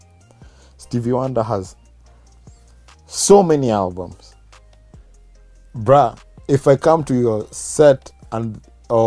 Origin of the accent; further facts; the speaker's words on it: Kenya; We're from Kenya